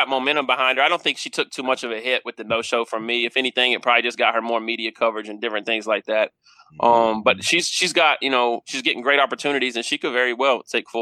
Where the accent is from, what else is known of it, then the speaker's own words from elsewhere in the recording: Kansas City, United States; I'm from Kansas City